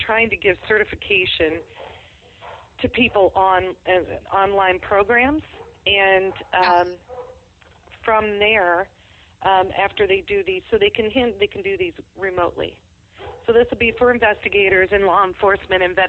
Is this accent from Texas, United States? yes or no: yes; Texas, United States; moved away; I'm originally from Texas